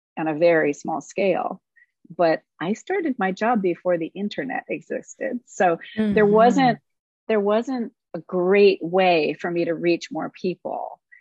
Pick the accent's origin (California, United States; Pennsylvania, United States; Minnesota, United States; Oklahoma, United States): California, United States; Los Angeles; I am born and raised in Los Angeles. I was raised by a crazy folk singer daddy and raised on the road